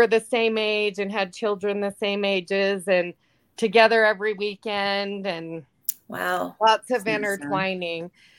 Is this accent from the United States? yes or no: yes; Hanna, Utah, United States; I grew up in a very small, all white, pretty much Mormon community in Northeastern Utah by the name of Hannah.